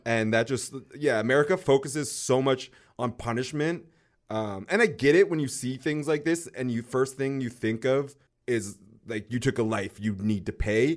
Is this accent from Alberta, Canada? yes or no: no; North Vancouver, British Columbia, Canada; It's in North Van, my hometown